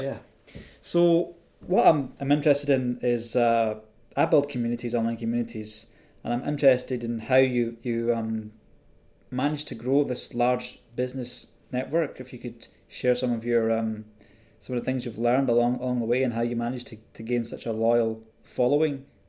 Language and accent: English; Scotland, United Kingdom; a fellow Scotsman in London